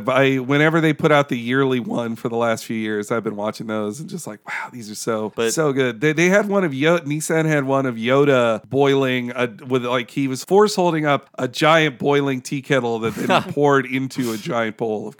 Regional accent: Arkansas, United States; also born or lived in Georgia; now in Jacksonville, United States; Well, actually, I mostly didn't see Asian people growing up in Arkansas or Georgia. When I moved to Jacksonville, Florida, there's a bigger Asian population there, mainly Filipino

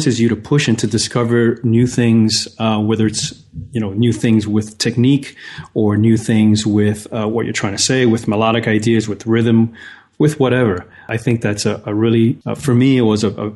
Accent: New York City, New York, United States; As a kid, I grew up in New York City in the Bronx

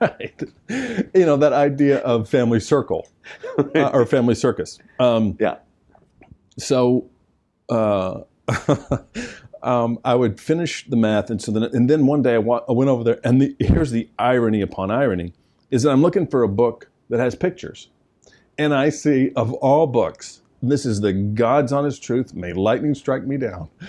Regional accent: the South, United States; I'm from the South

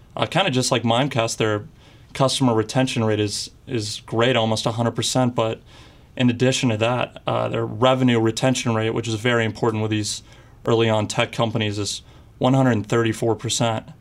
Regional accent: Houston, Texas, United States; moved away; also born or lived in Ohio; I'm from Houston, Texas, and I go to school in Miami University in Ohio

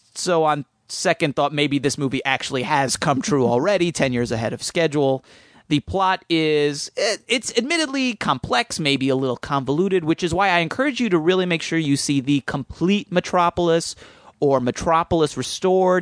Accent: suburban New Jersey, United States; in suburban New Jersey in my hometown

